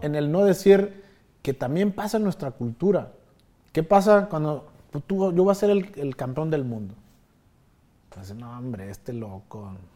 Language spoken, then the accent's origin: Spanish; Mexico; also born or lived in Chicago; somos los mexicanos